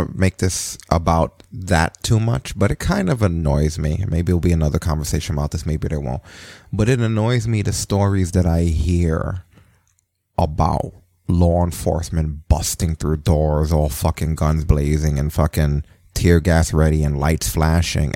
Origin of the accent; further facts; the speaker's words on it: New York, United States; as a New Yorker